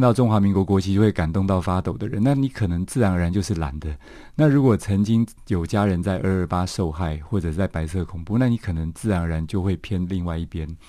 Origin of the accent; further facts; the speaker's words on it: Taiwan; 我父亲是一九四九年来台湾的外省人，那我妈妈是 本省人